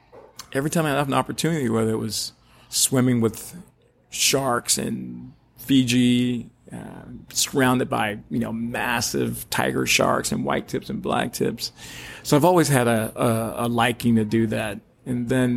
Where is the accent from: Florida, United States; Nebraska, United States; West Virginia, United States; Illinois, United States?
Florida, United States; Orlando; Growing up in Orlando, I grew up with a father who worked at Disney all the time